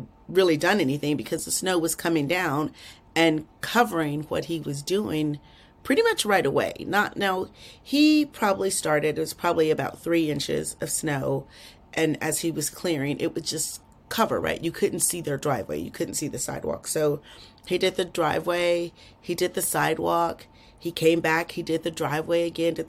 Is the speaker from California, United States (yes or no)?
no; Texas, United States; I'm from Texas